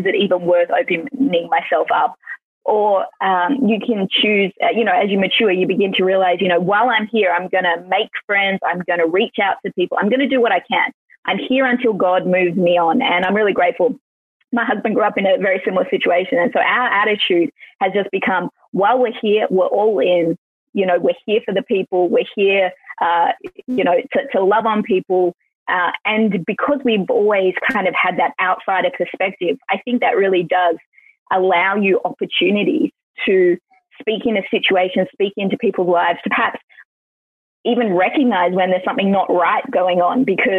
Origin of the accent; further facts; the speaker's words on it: Melbourne, Victoria, Australia; born there; also born or lived in Queensland / Western Australia / Sydney; I was born in Melbourne, which I think most people have heard of, but I'm actually a pastor's kid. So we lived in the outback in Queensland. We lived in the far west, Western Australia. I've lived in Sydney.